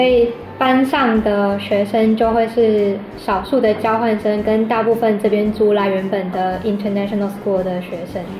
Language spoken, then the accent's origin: Chinese; Tainan, Taiwan; moved away as an adult; now in Bangkok, Thailand; 我们台南人的早餐也是蛮丰盛